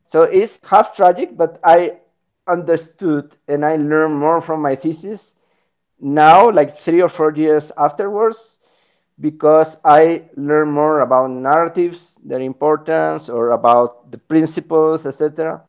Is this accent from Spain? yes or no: yes; Spain; moved away as an adult; also born or lived in Chile / Peru / Colombia / Washington, D.C.; now in Bogota, Colombia; I'm originally from Spain, but I've been living in, in the Americas for the last 12 years.